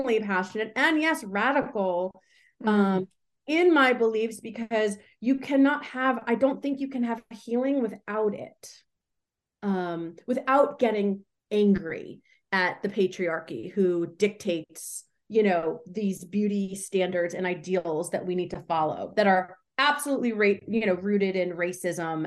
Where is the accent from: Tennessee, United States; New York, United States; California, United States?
New York, United States; I'm from New York